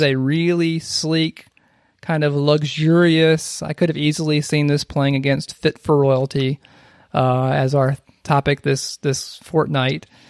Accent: South Carolina, United States; an elementary school in my hometown that had like a mural

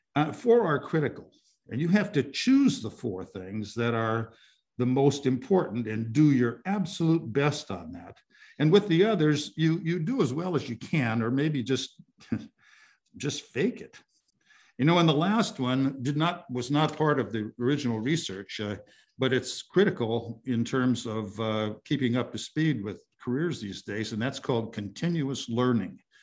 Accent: South Dakota, United States; moved away; I'm originally from South Dakota.

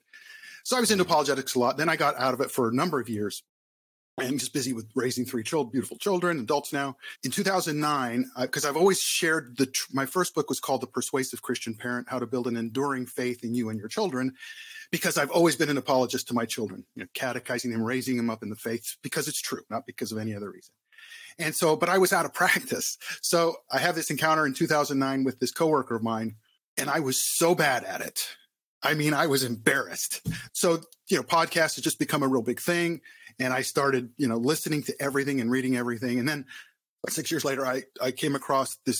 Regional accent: Southern California, United States; moved away as an adult; also born or lived in Arizona / Philadelphia; I was born and raised in Southern California

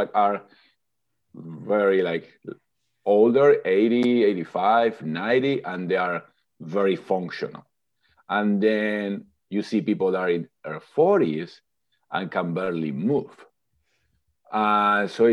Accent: Argentina; English is a second language; moved away as an adult; now in California, United States; I am originally from Argentina in South America. I've been in California now for close to 20 years

